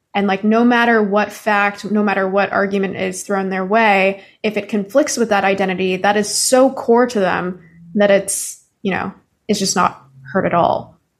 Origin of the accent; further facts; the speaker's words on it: Canada; now in United States; I'm Canadian